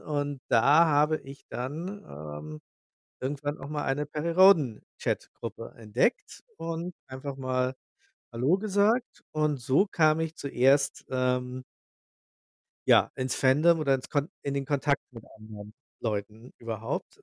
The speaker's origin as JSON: {"language": "German", "town": "Sierksdorf", "region": "Schleswig-Holstein", "country": "Germany", "said": "ich komme aus Sierksdorf. Das liegt direkt an der Ostsee in der Lübecker Bucht"}